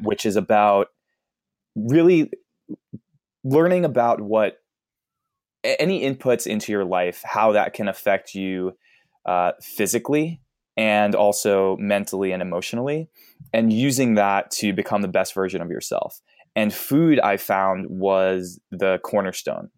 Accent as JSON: {"language": "English", "region": "East Coast", "country": "United States", "tie": "born or raised there", "said": "I grew up on the East Coast"}